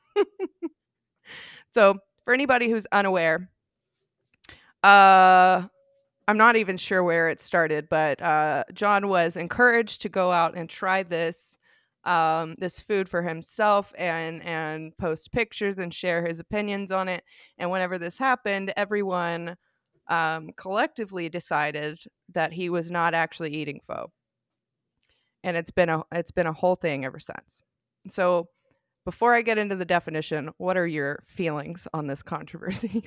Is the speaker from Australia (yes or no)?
no; the South, United States; accent: Southern; I am so American and I'm Southern, and I'm working with an accent here